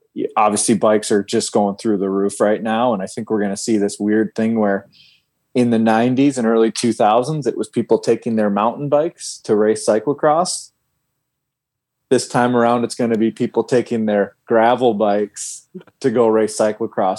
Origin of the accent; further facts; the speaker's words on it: Fargo, North Dakota, United States; moved away; I'm from Fargo, North Dakota